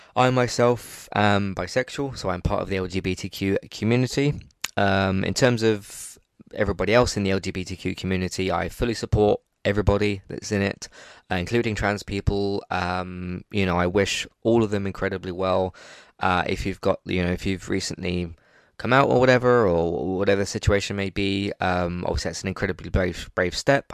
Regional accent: England, United Kingdom; I'm, I'm English

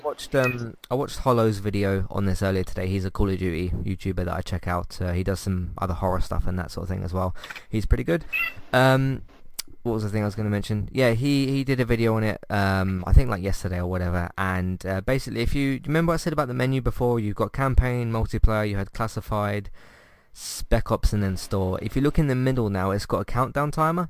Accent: United Kingdom; us British people

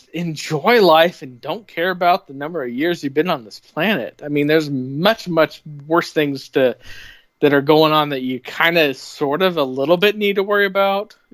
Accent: Bloomington, United States; I grew up in Bloomington mostly. I mean, I lived in four different cities before I was 12, but I consider Bloomington where I grew up.

